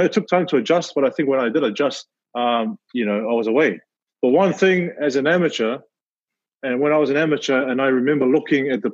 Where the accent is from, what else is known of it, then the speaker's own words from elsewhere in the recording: Auckland, New Zealand; born and raised here in New Zealand, you know, South Auckland all day